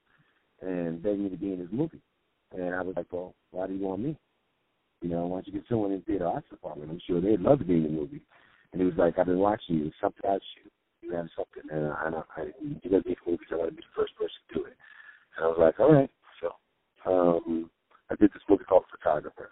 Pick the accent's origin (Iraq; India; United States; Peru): United States; New York; growing up in New York and being, you know, an all-city basketball player